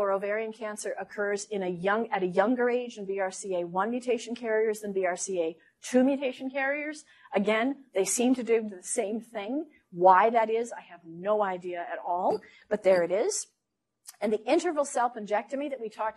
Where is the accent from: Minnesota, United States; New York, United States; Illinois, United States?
Minnesota, United States; moved away; also born or lived in Los Angeles; I'm from Minnesota